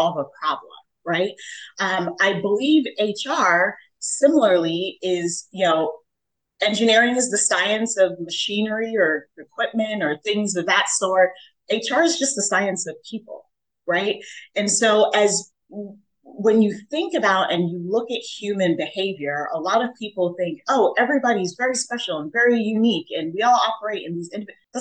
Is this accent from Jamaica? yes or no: yes; Jamaica; now in United States; I was born in Jamaica.